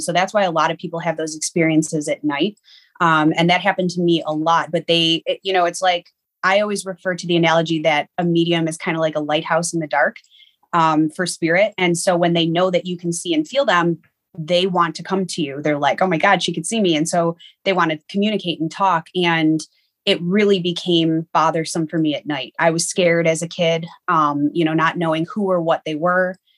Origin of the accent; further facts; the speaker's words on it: Niagara Falls, New York, United States; I grew up in Niagara Falls, New York.